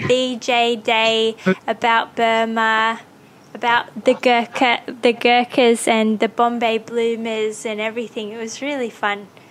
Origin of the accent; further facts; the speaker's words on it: Australia; moved away; I grew up in Australia